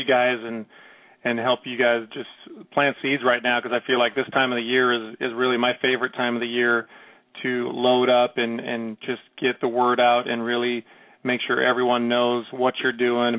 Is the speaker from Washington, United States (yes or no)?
yes; Seattle, Washington, United States; I'm from Seattle